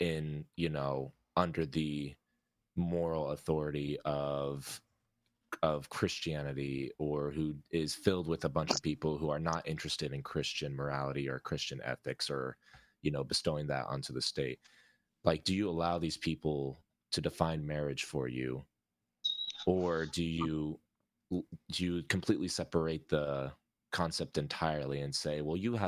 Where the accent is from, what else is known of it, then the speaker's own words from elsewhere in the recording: United States; we as an American culture